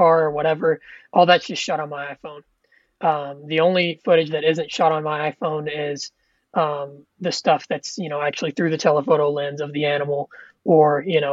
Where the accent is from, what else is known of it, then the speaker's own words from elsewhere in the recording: Kentucky, United States; moved away; I grew up in Kentucky